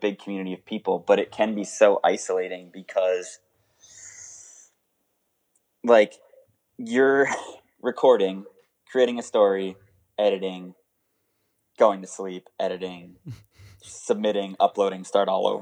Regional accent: New England, United States; I grew up in New England

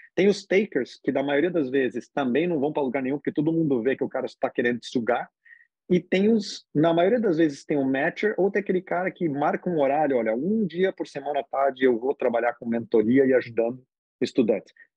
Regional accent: Brazil; moved away; eu sou brasileiro e, na verdade, eu sou bem brasileiro

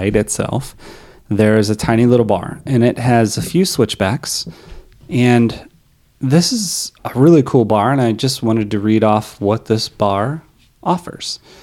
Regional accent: Oregon, United States; We're from Oregon

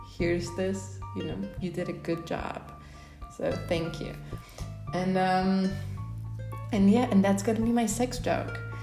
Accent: Poland; moved away as an adult; also born or lived in United States; now in Oaxaca, Mexico; I'm originally from Poland, so I'm pretty white

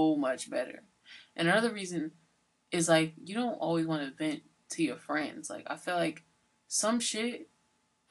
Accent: Georgia, United States; also born or lived in Sunderland, Massachusetts / New Haven, Connecticut; now in Massachusetts, United States; I'm from Georgia

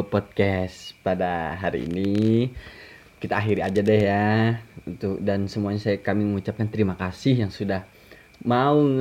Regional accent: Kalimantan, Indonesia; kalau kata orang kita kan orang Kalimantan kan kita bisa ditegur juga kan apa ya bahasanya ya kepidaraan.

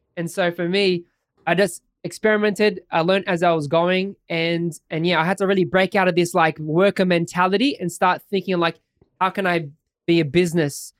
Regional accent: Sydney, New South Wales, Australia; I'm an Aussie guy from Sydney, Australia. Lived here all my life

